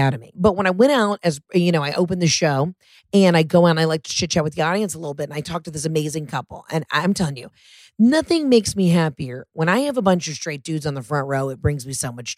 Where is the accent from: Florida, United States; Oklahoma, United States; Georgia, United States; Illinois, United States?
Georgia, United States; I'm next door in Georgia